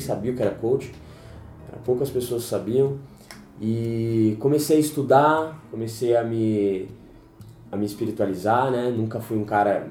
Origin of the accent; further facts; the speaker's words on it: São Paulo, Brazil; eu nasci fui criado aqui em São Paulo, raiz, Pirituba City, desde sempre